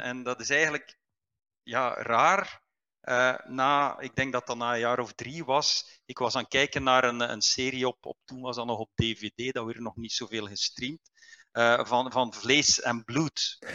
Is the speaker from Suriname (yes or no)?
no; Liedekerke, Flanders, Belgium; moved away as an adult; also born or lived in Aalst / Ghent; Ik ben eigenlijk ik ben van, eh, van Brabant. Ik ben ah. eh, geboren in Aalst, maar, maar mijn thuis stond in Liedekerke